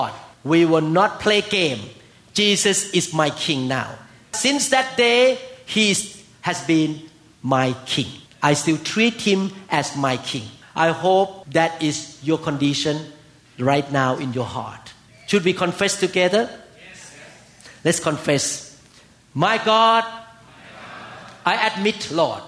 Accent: Thailand; now in United States; I came from Thailand

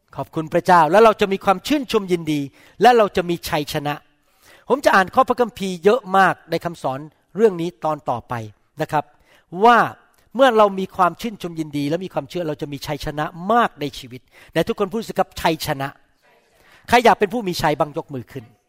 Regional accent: Thailand; ผมโตข ึ้นมาในประเทศไทย

